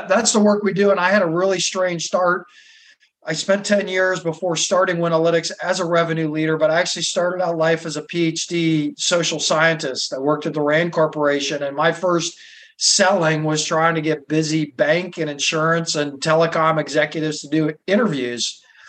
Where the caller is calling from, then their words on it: Boston, Massachusetts, United States; In Boston. I moved here like 20 years ago, and sometimes the spring, early summer is beautiful